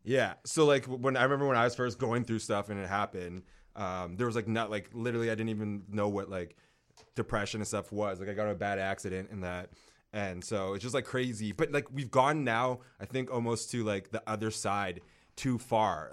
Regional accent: North Vancouver, British Columbia, Canada; I grew up in North

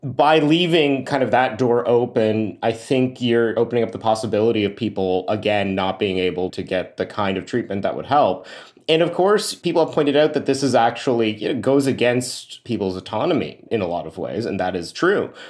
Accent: Canada; I grew up in Canada's Sikh community

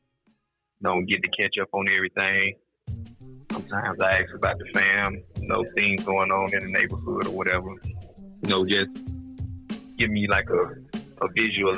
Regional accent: East Alabama, United States; moved away; I'm originally from Alabama, so East Alabama

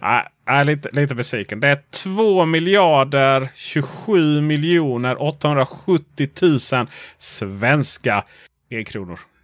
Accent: Sweden; vår fördom som svenskar

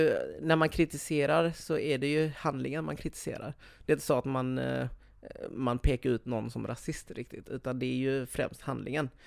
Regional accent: Sweden; jag är från Sverige

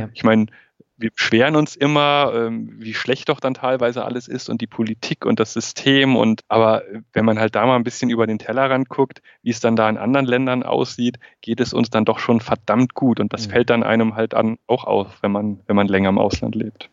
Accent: Germany; moved away as an adult; now in Beijing, China; da, wo ich herkomme, da, wo meine Wurzeln sind, das ist immer noch Deutschland und das ist meine Heimat

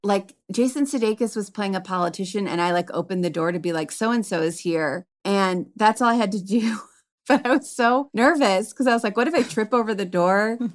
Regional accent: Cleveland, Ohio, United States; moved away; also born or lived in Chicago; I'm from Cleveland originally, but I was coming from Chicago

